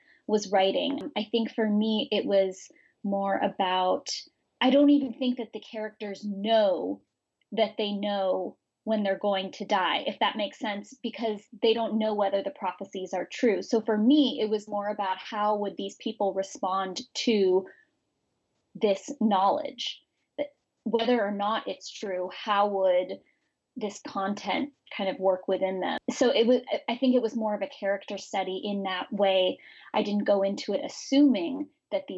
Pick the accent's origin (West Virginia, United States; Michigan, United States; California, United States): California, United States; San Francisco; I'm from San Francisco and I grew up with gay parents